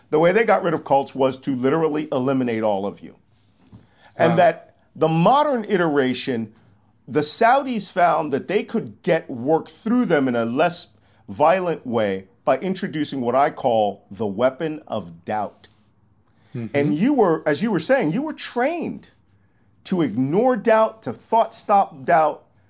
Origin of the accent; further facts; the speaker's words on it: Philadelphia, Pennsylvania, United States; I'm from Philadelphia, born and bred in Philadelphia. I'm a native Philadelphia.